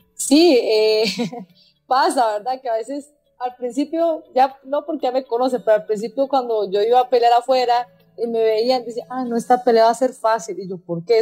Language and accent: Spanish; Costa Rica; hay que unirnos como ticos, como ticos